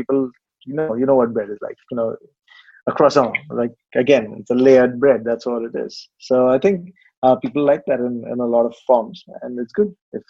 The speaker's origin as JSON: {"language": "English", "town": "Hyderabad", "region": "Telangana", "country": "India", "tie": "born or raised there", "moved": "as an adult", "lives_now": "Singapore", "said": "I grew up in a place called Hyderabad in the southern part of India, but then, you know, work took me all over the country, really."}